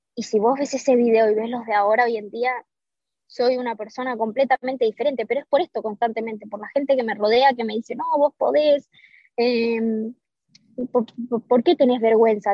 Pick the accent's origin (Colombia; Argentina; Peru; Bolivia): Argentina; en mi país